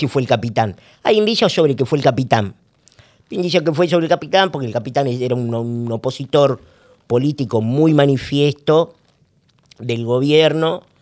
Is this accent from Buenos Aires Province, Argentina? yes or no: no; Salta, Argentina; moved away; also born or lived in Buenos Aires; yo soy salteño